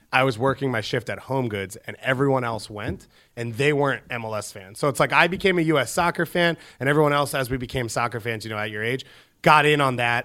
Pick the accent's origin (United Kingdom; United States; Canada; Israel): United States; Long Island, New York; I was from Long Island